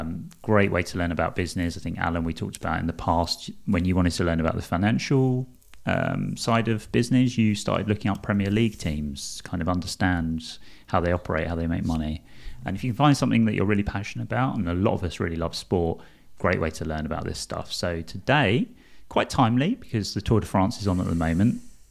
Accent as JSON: {"language": "English", "town": "East London", "region": "London", "country": "United Kingdom", "said": "I'm from East London. I sound terrible at the best of times, let alone doing French pronunciation."}